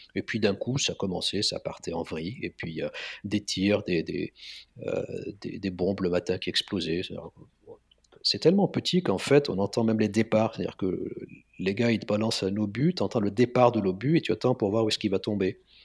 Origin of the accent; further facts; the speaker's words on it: Lebanon; moved away as an adult; also born or lived in Marseille, France; now in Paris, France; je suis né au Liban en 65.